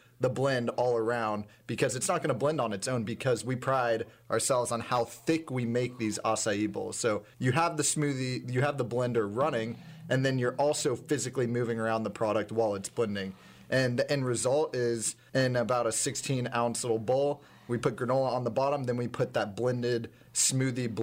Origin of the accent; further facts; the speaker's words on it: Dallas, Texas, United States; I'm from Dallas